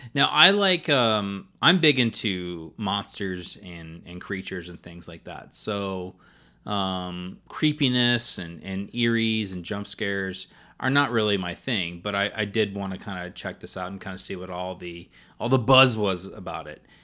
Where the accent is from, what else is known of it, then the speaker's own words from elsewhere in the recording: the South, United States; I would consider myself Southern